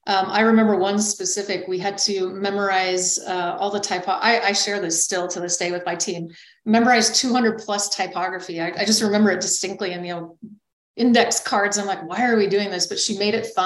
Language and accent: English; New Mexico, United States; moved away; also born or lived in Nebraska / Minnesota; I grew up actually in New Mexico. So while I was born in Nebraska, both my parents were raised in Nebraska, we found ourselves through my father's job in New Mexico.